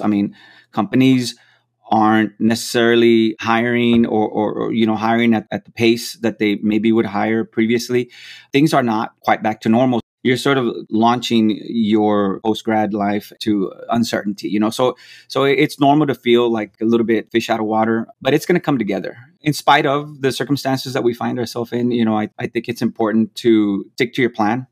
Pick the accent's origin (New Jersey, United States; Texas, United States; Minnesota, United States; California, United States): Texas, United States; McAllen; moved away as an adult; also born or lived in Florida; I was born and raised in McAllen, Texas